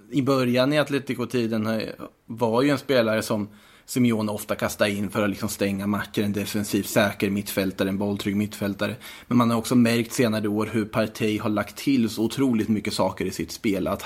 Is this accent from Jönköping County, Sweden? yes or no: no; Östergötland, Sweden; accent: Östgötska; hunnit tröttna på min östgötska